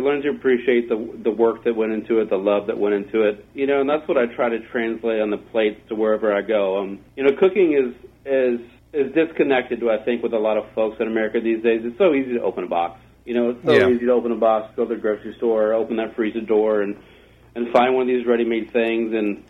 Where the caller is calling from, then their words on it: Nashville, Tennessee, United States; I'm calling from Nashville, Tennessee.